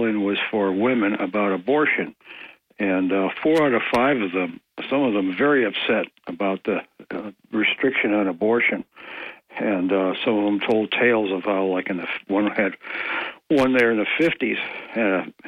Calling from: Ithaca, New York, United States; of Greater Ithaca would like to speak about abortion.

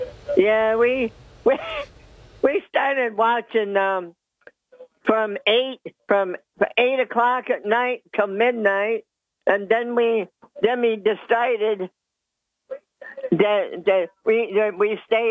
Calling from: Dickinson, New York, United States; from the town of Dickinson.

